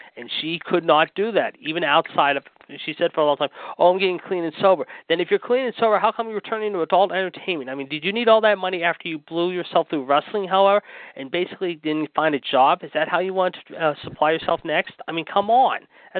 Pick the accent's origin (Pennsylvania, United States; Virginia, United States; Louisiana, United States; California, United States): Pennsylvania, United States; Pittsburgh; The Steelers, my hometown team